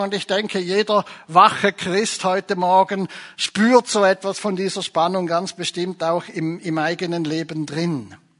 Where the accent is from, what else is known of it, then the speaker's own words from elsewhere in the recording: Switzerland; bei uns in der Schweiz